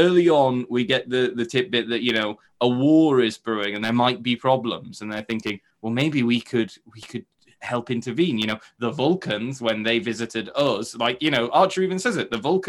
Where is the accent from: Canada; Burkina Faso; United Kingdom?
United Kingdom; we're all British